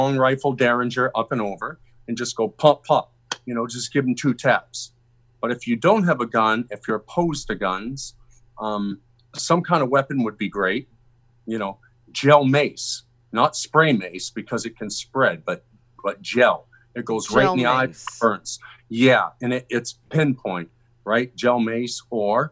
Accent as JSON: {"language": "English", "town": "Boston", "region": "Massachusetts", "country": "United States", "moved": "yes", "said": "I came from the Boston area"}